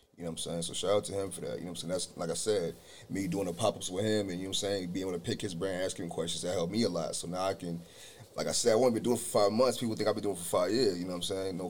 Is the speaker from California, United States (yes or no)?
yes; San Jose, California, United States; I grew up on the West Side, though. I went to school on the West Side.